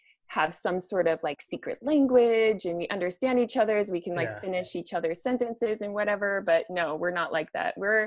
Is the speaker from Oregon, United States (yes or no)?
no; Spokane, Washington, United States; I grew up in Spokane, Washington.